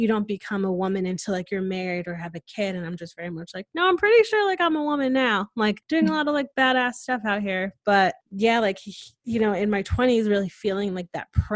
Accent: Connecticut, United States; moved away as an adult; now in Austin, United States; was born and raised in Connecticut, went to college in Connecticut, and then, you know, I was introduced to the Austin life and I moved here

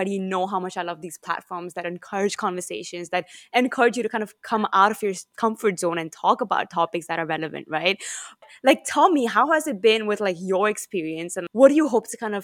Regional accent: Lagos, Nigeria; I've literally been born and raised in Lagos, in Nigeria.

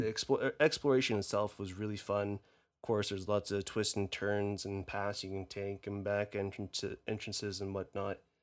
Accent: Canada; accent: Canadian; My Canadian accent

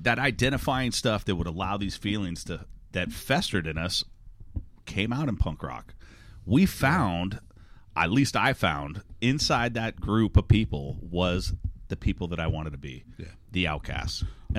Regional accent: Texas, United States; Because I'm from Texas. I'm not from the East End of London.

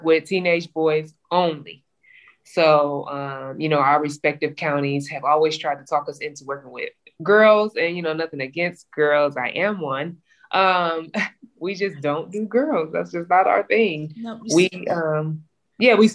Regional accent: Cleveland, Ohio, United States; I'm from Cleveland, Ohio.

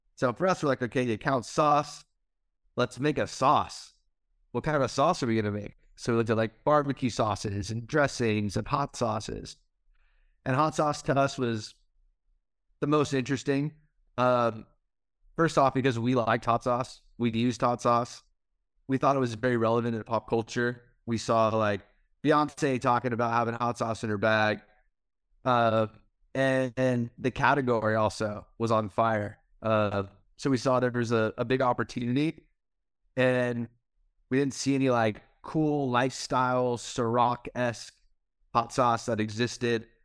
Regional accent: Chino Hills, California, United States; I grew up in Southern California, uh, Chino Hills, California

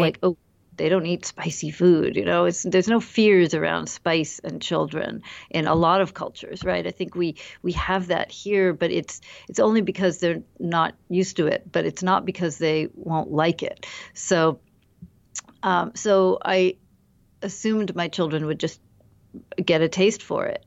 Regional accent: United States; I'm half Indian, half American, and I've grown up in the U S

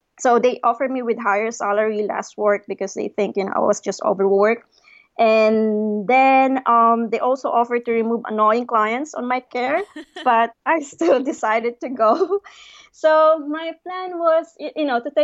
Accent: Philippines; moved away as an adult; also born or lived in Manila / Cape Town; I came from a very small and sleepy town in the Philippines

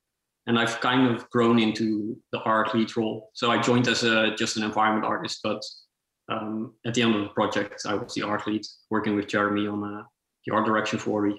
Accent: Netherlands; moved away as an adult; I'm from the Netherlands.

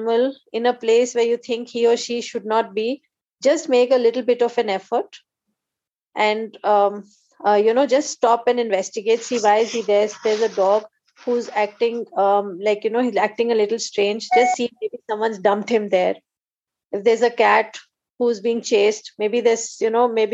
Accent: Assam, India; growing up in Assam

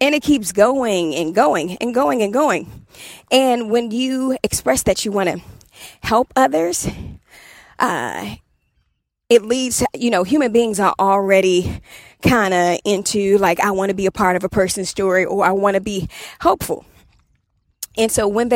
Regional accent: Washington, District of Columbia, United States; moved away; I'm from Southeast DC

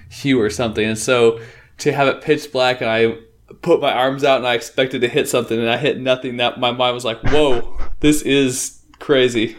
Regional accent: Northeast Oregon, United States; also born or lived in Portland, Oregon; I grew up in Northeast Oregon

